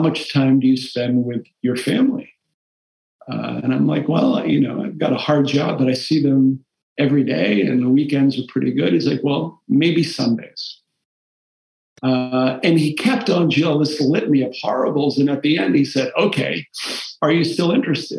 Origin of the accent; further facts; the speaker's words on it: Taunton, Massachusetts, United States; first language Portuguese; English is a second language; I grew up in Taunton in the middle of a Portuguese immigrant community.